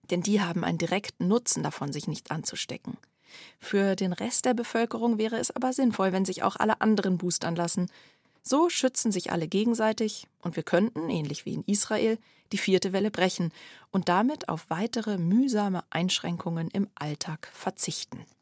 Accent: Germany; Bei uns in Deutschland

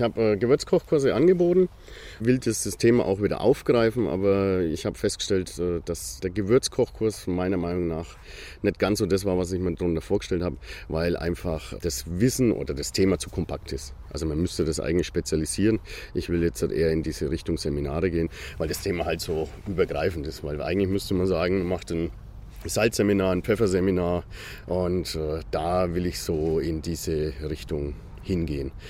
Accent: Bamberg, Bavaria, Germany; moved away as an adult; also born or lived in Nuremberg; now in Fürth, Germany; ich bin gebürtiger Bamberger, wollte ich wieder zurück in die Region

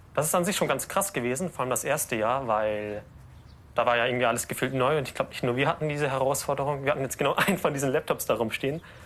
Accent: Lower Bavaria, Germany; Also ich komme aus Niederbayern und ähm, äh, es gab in dem Ort, wo ich herkomme, keine barrierefreie äh, Realschule, Grundschule, Gymnasium

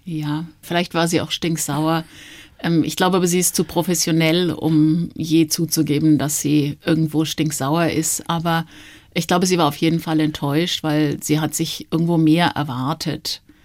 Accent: Nuremberg, Bavaria, Germany; moved away as an adult; also born or lived in Stuttgart / Durban, South Africa / Switzerland / Frankfurt; now in Munich, Germany; meine Eltern sind dann relativ schnell nach Nürnberg gezogen. Da bin ich auch aufgewachsen, habe meine Kindheit verbracht

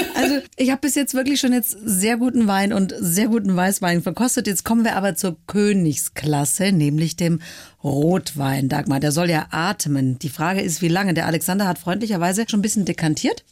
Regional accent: Swabia, Germany; Ich als Schwäbin

